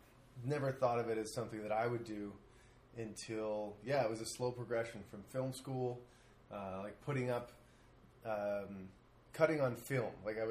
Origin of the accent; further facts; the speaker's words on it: Toronto, Ontario, Canada; moved away as an adult; also born or lived in Montreal; Originally from Toronto.